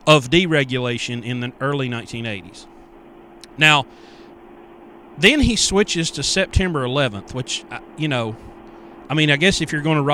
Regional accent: West Virginia, United States; I grew up in West Virginia

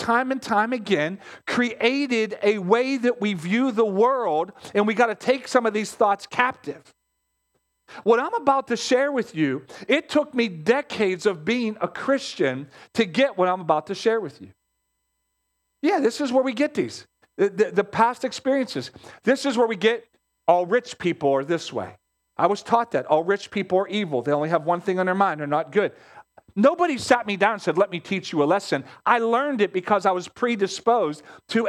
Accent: Pittsburgh, Pennsylvania, United States; We grew up in Pittsburgh. Pittsburgh has its own set of mindset

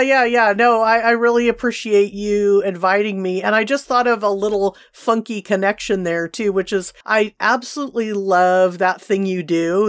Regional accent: Seal Beach, California, United States; where I grew up in Seal Beach

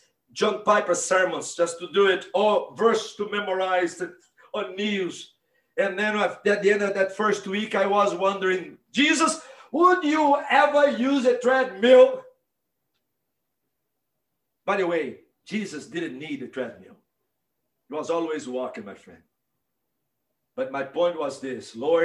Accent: Northeast Brazil, Brazil; now in Mississippi, United States; I grew up in Northeast Brazil, about 2 miles from the beach

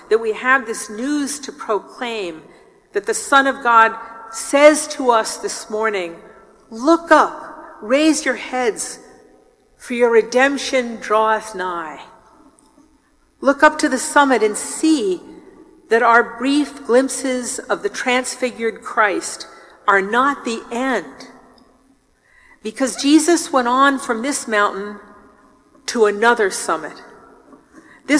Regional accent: New York, United States; I'm from New York

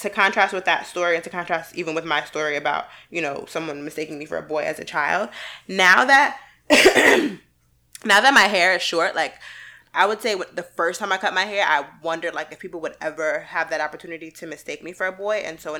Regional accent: Queens, New York, United States; And we come from Queens.

